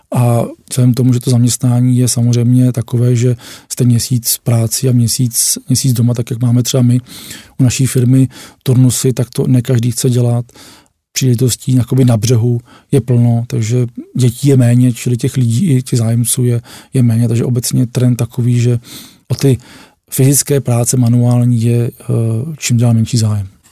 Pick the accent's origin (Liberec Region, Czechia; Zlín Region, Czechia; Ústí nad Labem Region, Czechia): Ústí nad Labem Region, Czechia; Děčín; pocházím z Děčína a Děčín vlastně bylo takové hlavní město šífáků